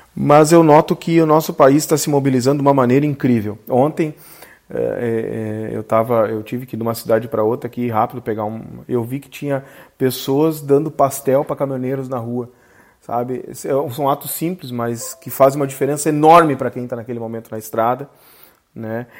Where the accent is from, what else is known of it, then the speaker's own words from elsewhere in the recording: Gaúcho, Rio Grande do Sul, Brazil; orgulho de ser gaúcho